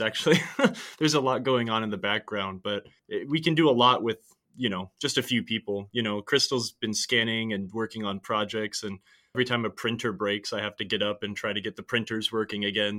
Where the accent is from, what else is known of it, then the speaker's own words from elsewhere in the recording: San Francisco Bay Area, California, United States; I'm from the San Francisco Bay Area